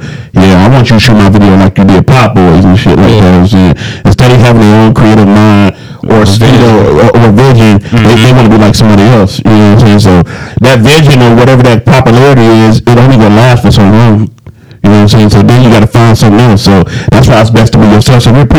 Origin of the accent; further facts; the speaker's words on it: Detroit, Michigan, United States; I'm from Detroit, where I'm thinking like you was talking about like … pop.